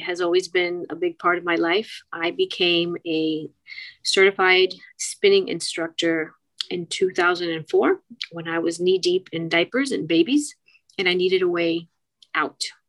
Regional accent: Miami, Florida, United States; also born or lived in Key Biscayne, Florida; I'm one of the few Miami natives, born and raised, Doctor's Hospital, 1969

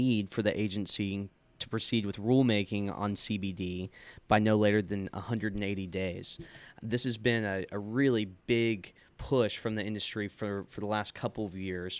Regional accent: Sonora, Texas, United States; Growing up in Sonora, Texas, a very small town

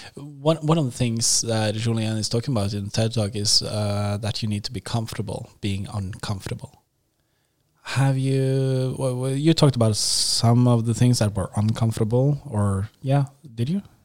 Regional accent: Norway; accent: Norwegian; English is a second language; I'm Norwegian. So I think I have this uh, kind of Norwegian accent.

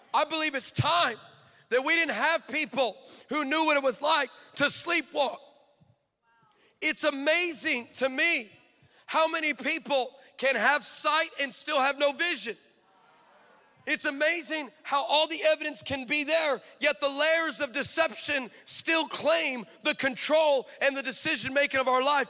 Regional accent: California, United States; I'm from California.

